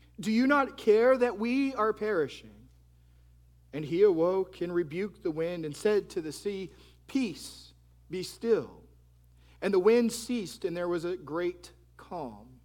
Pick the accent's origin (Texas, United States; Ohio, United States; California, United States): Texas, United States; now in Florida, United States; I'm from Texas, and so since moving to Florida